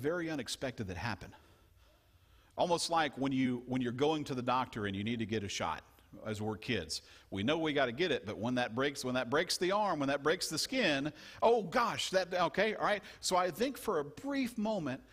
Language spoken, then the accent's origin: English; Louisiana, United States; I grew up in Louisiana, and we did some frogging